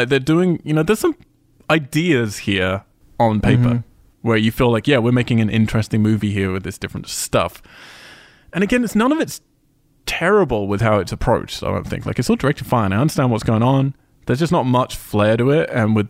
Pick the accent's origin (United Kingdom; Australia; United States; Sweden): United Kingdom; I'm British